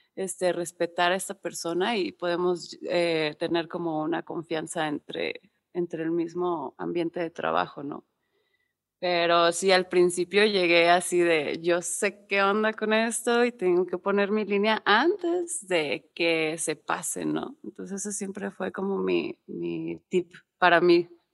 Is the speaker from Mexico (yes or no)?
yes; Monterrey, Nuevo León, Mexico; moved away as an adult; now in Mexico City, Mexico; soy de Monterrey, vivo, bueno, vivía allá toda mi vida. Hasta el 2015 me vine a Ciudad de México